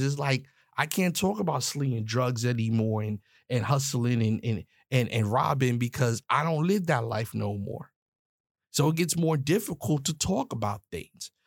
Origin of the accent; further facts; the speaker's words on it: New York, United States; I'm a New York cat. I'm from New York